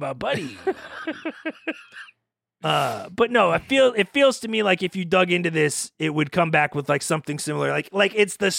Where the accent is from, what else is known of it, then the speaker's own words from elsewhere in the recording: Pittsburgh area, Pennsylvania, United States; I'm from the Northeast, Pittsburgh-ish, Pennsylvania area.